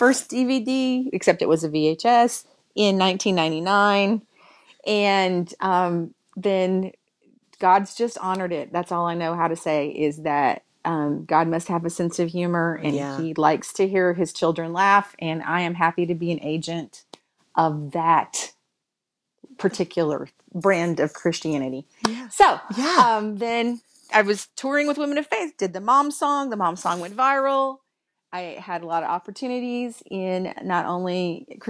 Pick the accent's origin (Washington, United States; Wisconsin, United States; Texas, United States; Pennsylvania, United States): Texas, United States; born and raised in Texas in a family full of preachers and singers.